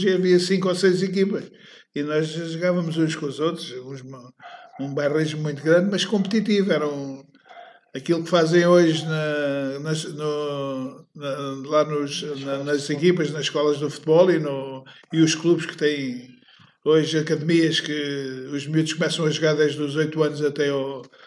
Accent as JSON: {"language": "Portuguese", "town": "Moita", "region": "Setúbal", "country": "Portugal", "tie": "born or raised there", "said": "nesta rua que aqui estamos, era onde, foi onde eu nasci"}